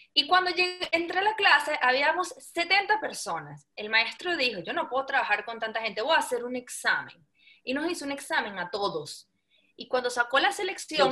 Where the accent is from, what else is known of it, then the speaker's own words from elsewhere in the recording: Venezuela; soy venezolana de generaciones y generaciones y generaciones